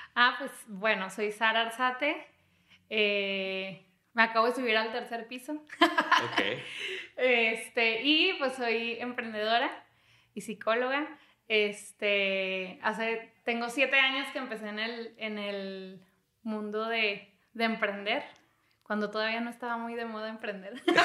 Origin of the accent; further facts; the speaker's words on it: Torreón, Coahuila, Mexico; moved away as an adult; also born or lived in Chiapas / Mexico City; me fui de Torreón